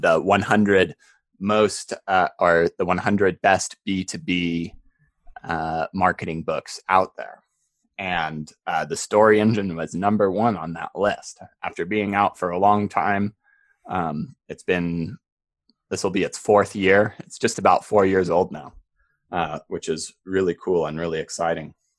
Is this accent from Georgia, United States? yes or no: no; Park City, Utah, United States; growing up in Park City